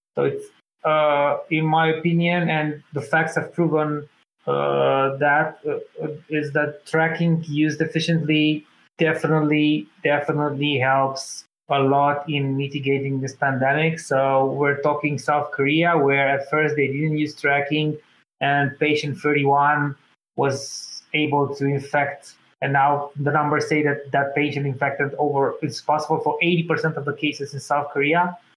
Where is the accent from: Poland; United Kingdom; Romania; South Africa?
Romania; my country, Romania